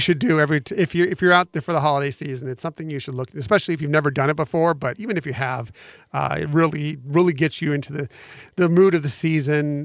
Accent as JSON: {"language": "English", "region": "West Coast", "country": "United States", "tie": "born or raised there", "said": "I grew up on the West Coast going to the Disneyland Resort"}